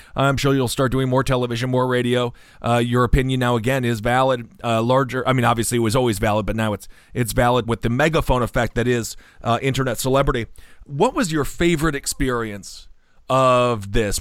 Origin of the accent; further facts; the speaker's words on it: Wisconsin, United States; moved away; I'm from Wisconsin originally. The Midwest is a relatively polite spot.